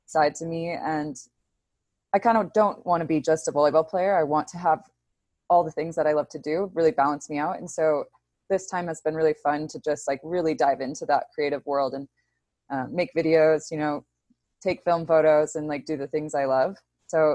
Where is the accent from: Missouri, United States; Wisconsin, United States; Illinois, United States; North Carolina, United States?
Illinois, United States; Chicago; moved away as an adult; also born or lived in California; I'm from Chicago. So my family's in Chicago still.